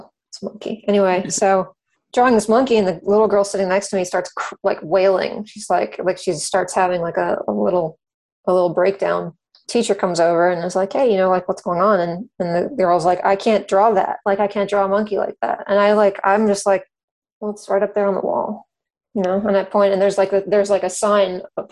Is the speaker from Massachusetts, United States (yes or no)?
no; Cary, North Carolina, United States; I grew up in Cary, North Carolina, which is a suburb of Raleigh, North Carolina